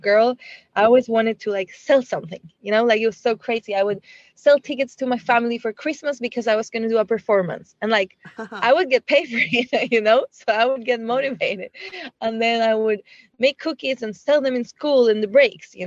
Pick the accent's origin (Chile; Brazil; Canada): Chile; moved away as an adult; I was born in Chile